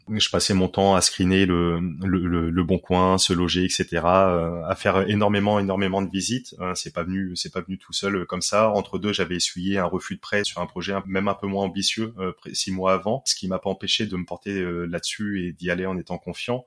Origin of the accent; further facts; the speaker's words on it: Poitiers, Nouvelle-Aquitaine, France; also born or lived in Paris; Je suis originaire de Poitiers, là où je réside actuellement, à, 15 minutes au sud de, de Poitiers